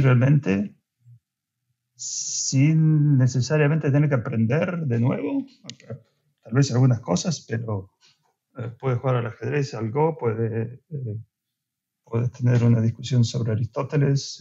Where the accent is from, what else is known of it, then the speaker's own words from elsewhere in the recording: Argentina; moved away; soy soy de Argentina